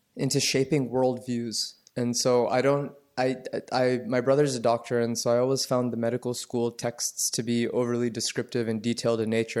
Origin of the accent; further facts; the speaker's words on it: Atlanta, Georgia, United States; I grew up in the suburbs of Atlanta